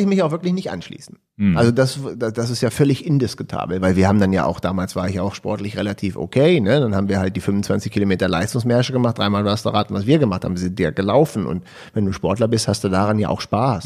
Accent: Hanover, Lower Saxony, Germany; als Hannoveraner

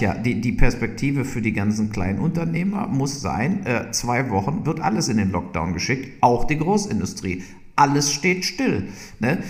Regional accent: Burscheid, North Rhine-Westphalia, Germany; also born or lived in Leverkusen; ich bin ja wirklich in Leverkusen zur Schule gegangen und komme aus Burscheid

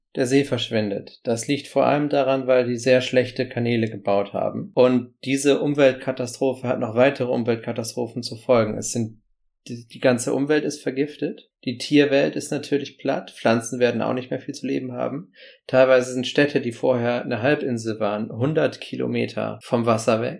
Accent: Bremen, Germany; Hier in Bremen, in meiner Heimatstadt

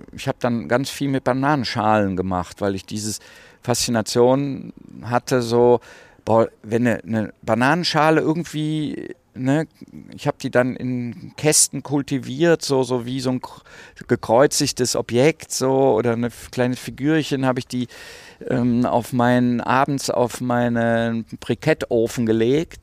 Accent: Rheinberg, North Rhine-Westphalia, Germany; bin am Rande des Ruhrgebiets groß geworden

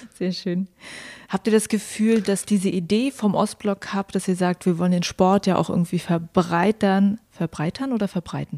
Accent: Mecklenburg-Vorpommern, Germany; moved away

